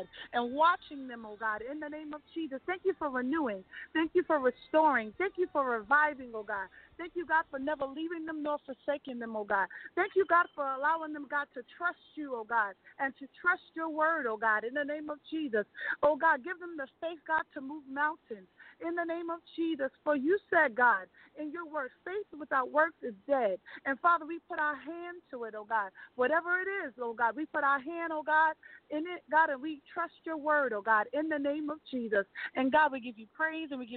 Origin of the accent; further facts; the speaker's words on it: Freeport, New York, United States; also born or lived in Queens, New York; I originally was born in Queens, but I was raised in Long Island